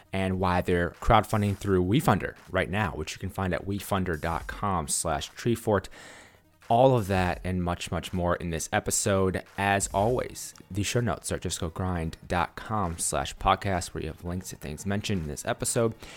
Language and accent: English; Milwaukee, Wisconsin, United States; I'm from Milwaukee, Wisconsin